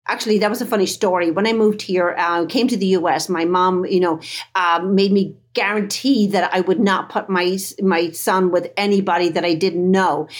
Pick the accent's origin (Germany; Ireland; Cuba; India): Ireland; Dublin, Leinster; moved away as an adult; now in United States; I grew up in Dublin, Ireland, back in the, um, seventies, eighties